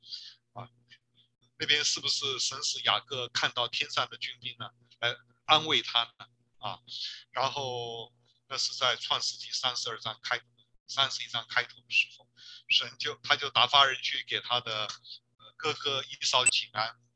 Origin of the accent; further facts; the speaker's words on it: China; 我中国人不是讲面子吗？